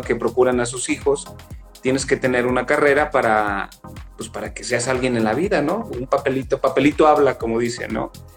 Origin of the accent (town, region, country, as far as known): San Luis Potosí, Mexico